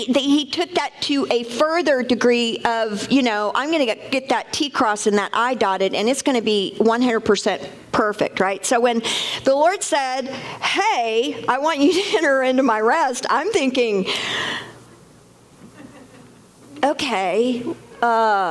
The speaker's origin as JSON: {"language": "English", "country": "United States", "also_born_or_lived": "Mexico", "said": "We're from America and we work in America."}